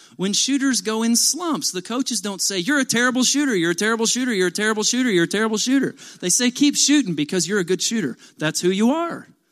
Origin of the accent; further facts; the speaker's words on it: Kentucky, United States; I'm from Kentucky